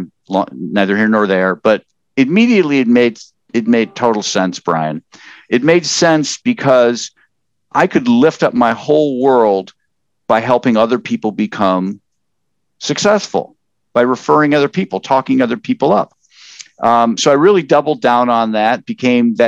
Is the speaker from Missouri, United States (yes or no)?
no; Upper Peninsula of Michigan, United States; moved away as an adult; also born or lived in Wisconsin; now in Columbus, United States; I grew up in the Upper Peninsula of Michigan and lived on a lake